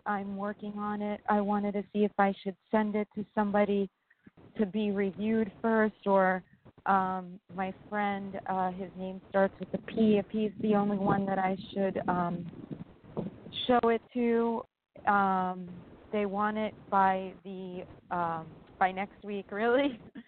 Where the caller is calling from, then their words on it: New York, United States; New York.